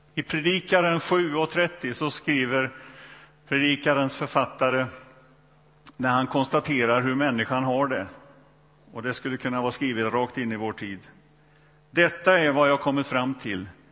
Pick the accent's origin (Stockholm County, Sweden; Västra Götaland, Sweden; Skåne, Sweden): Västra Götaland, Sweden; Donsö; also born or lived in Borlänge; Jag växte upp i, i, på Donsö, det har väl inte undgått någon numera, eh, i Göteborgs skärgård här